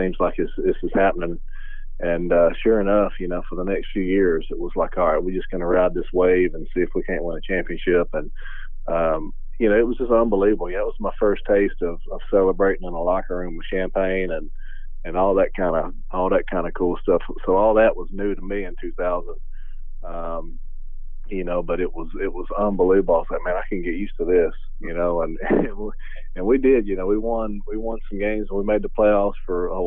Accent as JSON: {"language": "English", "area": "near Atlanta", "region": "Georgia", "country": "United States", "tie": "born or raised there", "said": "growing up close to Atlanta and being a Braves fan"}